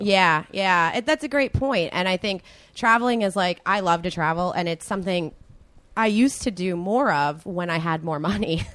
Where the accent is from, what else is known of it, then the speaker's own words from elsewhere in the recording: right outside of Philadelphia, New Jersey, United States; moved away as an adult; now in Los Angeles, United States; I'm originally from New Jersey, right outside of Philadelphia